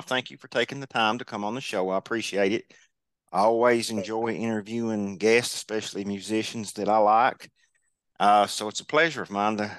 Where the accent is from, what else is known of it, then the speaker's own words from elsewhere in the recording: Kentucky, United States; growing up in Kentucky, I've always loved Kentucky basketball.